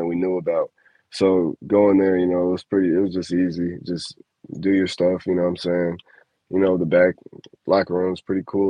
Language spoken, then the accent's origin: English; Chicago, Illinois, United States; I'm from Chicago